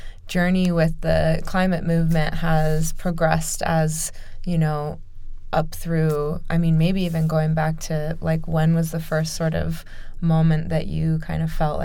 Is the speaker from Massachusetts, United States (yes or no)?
no; Omaha, Nebraska, United States; I grew up in Omaha